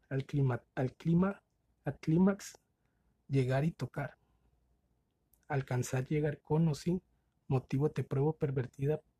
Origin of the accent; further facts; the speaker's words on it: Mexicali, Baja California, Mexico; Saludos. Eh, soy de Mexicali.